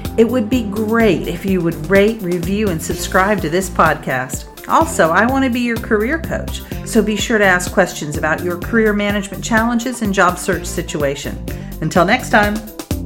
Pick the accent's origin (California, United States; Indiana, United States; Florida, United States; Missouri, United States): Florida, United States; I'm a girl from Florida